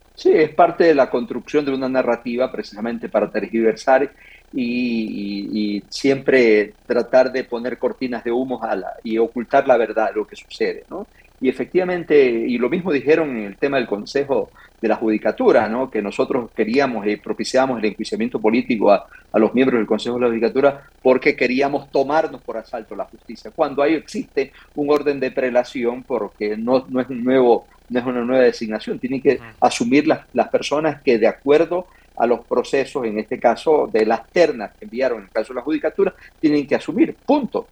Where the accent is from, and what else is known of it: Manabí, Ecuador